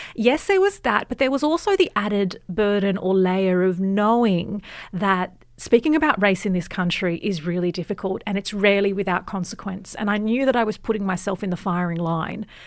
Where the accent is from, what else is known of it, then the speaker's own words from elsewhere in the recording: Sydney, New South Wales, Australia; I grew up in Western Sydney